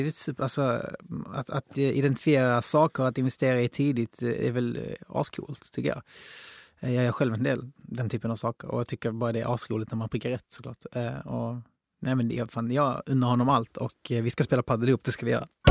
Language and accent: Swedish; Helsingborg, Skåne, Sweden; now in Stockholm, Sweden; Jag är från Helsingborg